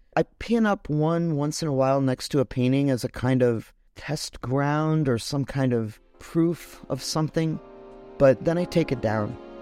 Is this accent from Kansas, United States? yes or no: no; Chicago, Illinois, United States; also born or lived in Detroit, Michigan; now in New York, United States; I grew up in Chicago